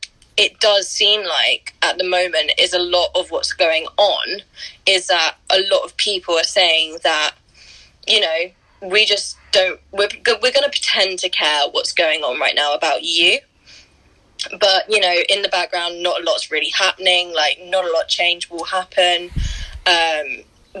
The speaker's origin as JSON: {"language": "English", "town": "Brighton", "region": "South East England", "country": "United Kingdom", "tie": "born or raised there", "said": "I'm going to a protest in Brighton on Saturday, which is where I'm from. Our protests haven't even started in my hometown"}